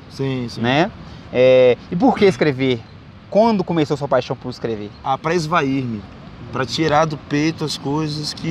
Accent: Salvador, Bahia, Brazil; also born or lived in Recôncavo Baiano; Salvador. Lá, mudei com três anos para Salvador, que minha, minha mãe se separou do meu pai, e aí uhum. A minha história foi construída

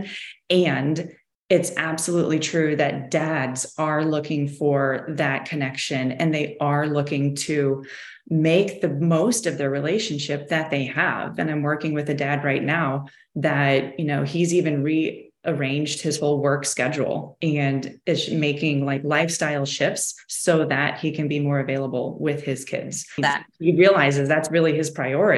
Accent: Midwest, United States; now in Florida, United States; we come from the Midwest.

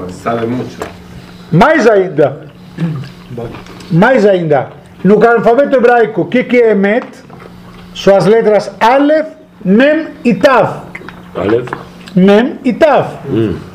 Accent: Brazil; eu sou brasileiro, graças a Deus.

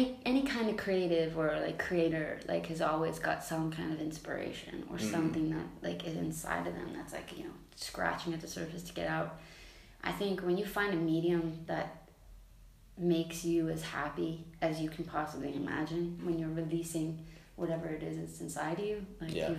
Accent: Dublin, Leinster, Ireland; I grew up in Dublin.

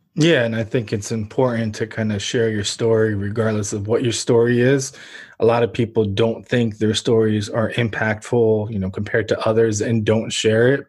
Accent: Ukraine; born or raised there; now in United States

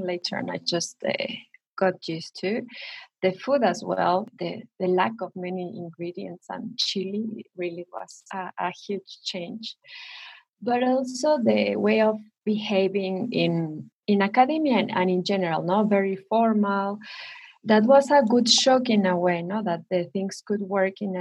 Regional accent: Mexico City, Mexico; also born or lived in Plymouth, United Kingdom; I am Mexican. I was born in Mexico City, and I did my first degree in the UNAM, that is one of the biggest universities here in Mexico

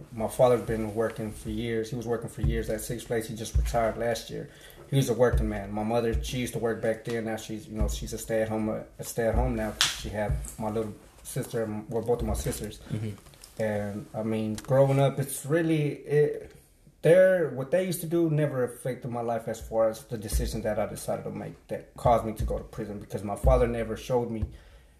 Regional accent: Dallas, Texas, United States; born or raised there; also born or lived in Mexico

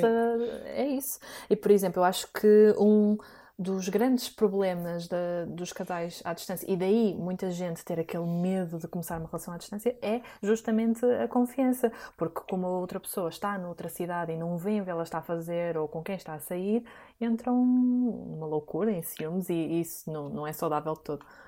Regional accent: Porto, Norte, Portugal; eu sou do Porto

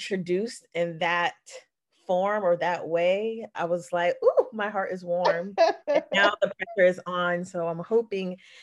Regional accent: Atlanta, Georgia, United States; also born or lived in Richmond, Virginia / Stone Mountain, Georgia; I was born in Richmond, Virginia, moved down to Atlanta, Georgia in the 90s, went in Stone Mountain

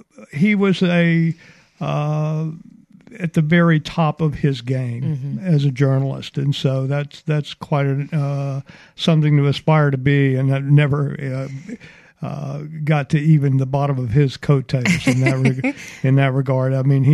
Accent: Mobile, Alabama, United States; Mobile, Alabama.

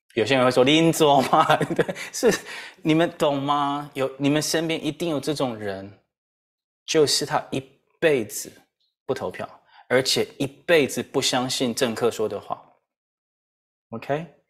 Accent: Taiwan; 我们台湾人

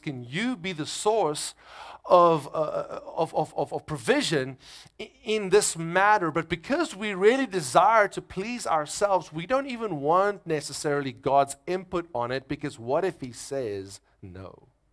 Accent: South Africa; moved away as an adult; now in United States; I'm from South Africa

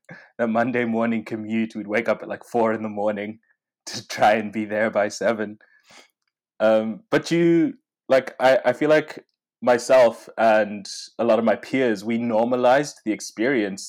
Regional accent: Nyanga, Manicaland, Zimbabwe; also born or lived in Harare, Zimbabwe; now in Melbourne, Australia; I was born and raised in Zimbabwe. So I grew up in a town called Inyanga before moving to the capital city of Harare about midway through my high school.

